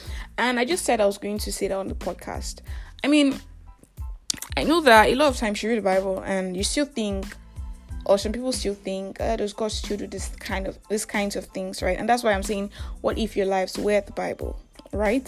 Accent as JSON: {"language": "English", "country": "Nigeria", "said": "I'm that Nigerian Christian talkaholic"}